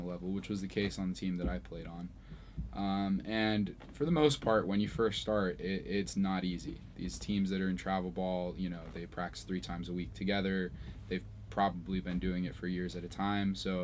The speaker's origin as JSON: {"language": "English", "town": "Santa Barbara", "region": "California", "country": "United States", "tie": "born or raised there", "also_born_or_lived": "Mexico City, Mexico", "said": "I was born in Santa Barbara here."}